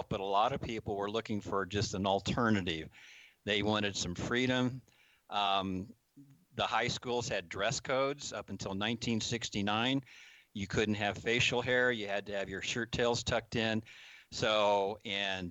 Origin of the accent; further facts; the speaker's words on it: Kansas, United States; moved away as an adult; also born or lived in Fernwood, Idaho; coming from the flatlands of Kansas